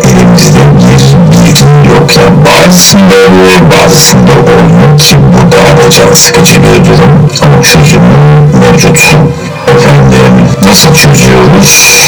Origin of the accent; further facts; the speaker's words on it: Turkey; biz Türk'üz